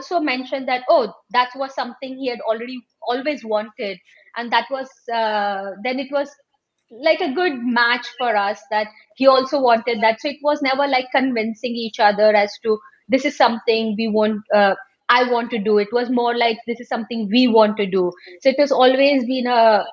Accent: Mumbai, Maharashtra, India; moved away as an adult; now in United Kingdom; I grew up in Mumbai, always been a Mumbai girl

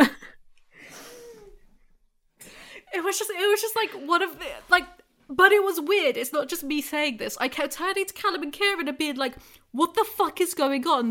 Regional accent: England, United Kingdom; I'm just English

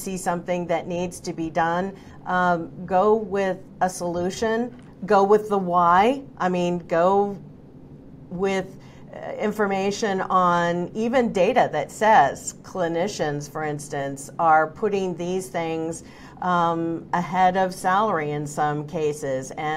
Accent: Oregon, United States; moved away; I'm originally from Oregon

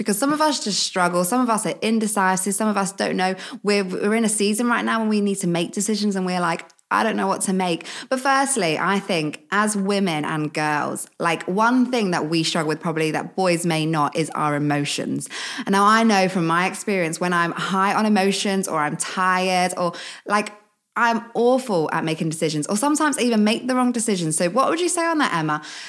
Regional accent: East of England, United Kingdom; now in Liverpool, United Kingdom; And, you know, I was brought up in Essex and now I'm in Liverpool.

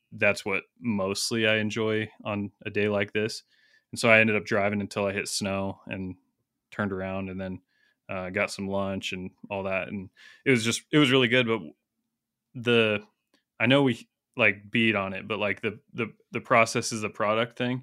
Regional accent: United States; I'm an American

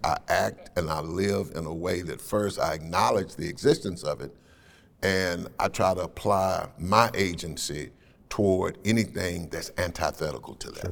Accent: Nashville, Tennessee, United States; I was raised in Cheatham Housing Project over in North Nashville

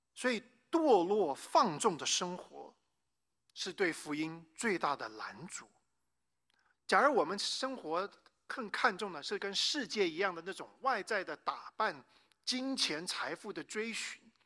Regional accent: Taiwan; moved away; also born or lived in United States / North Carolina; 我呢，是生在美国，但是在台湾长大的这个华人

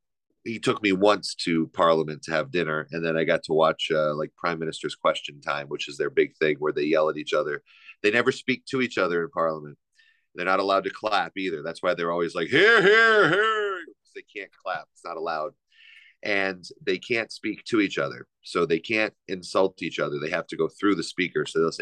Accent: United States; well, we're American, we're not British, so, you know

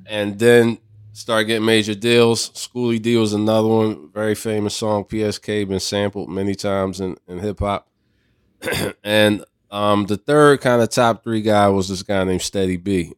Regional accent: Philadelphia, Pennsylvania, United States; I grew up in Philadelphia

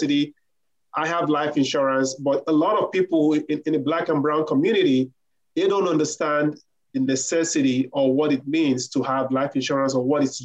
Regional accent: Nigeria; moved away; I'm originally from Africa, Nigeria

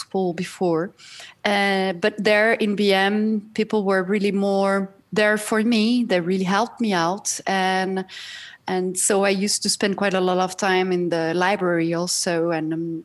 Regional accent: Brazil; also born or lived in Paris, France; now in Switzerland; I grew up in Brazil. I was born in Brazil

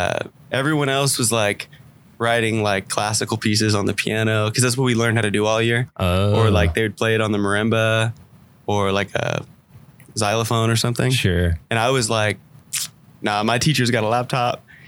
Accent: Dallas, Texas, United States; also born or lived in Palm Beach, Florida / McKinney, Texas; So I grew up in Dallas, moved to McKinney, went to high school in McKinney.

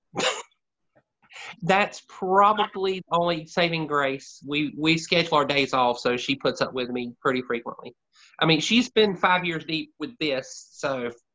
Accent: Anderson, South Carolina, United States; accent: Southern; also born or lived in Greenville, South Carolina; my hometown, which Anderson, South Carolina is 45 minutes, well, half an hour south of Greenville

